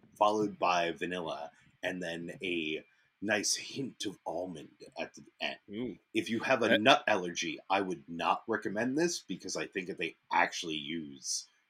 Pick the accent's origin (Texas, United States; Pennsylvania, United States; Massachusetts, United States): Massachusetts, United States; Dover; accent: Boston; So where I grew up was in Dover, Massachusetts.